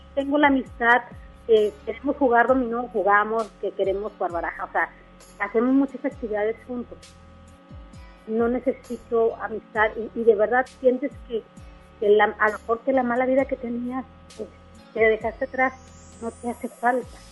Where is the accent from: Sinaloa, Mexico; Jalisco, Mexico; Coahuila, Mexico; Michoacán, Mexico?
Coahuila, Mexico; Torreón; moved away as an adult; also born or lived in Apodaca; now in Monterrey, Mexico; estoy en Apodaca, pero yo soy de Torreón.